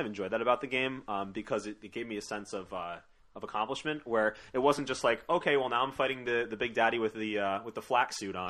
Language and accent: English; East Coast, United States; Yes, folks, we're from the East Coast.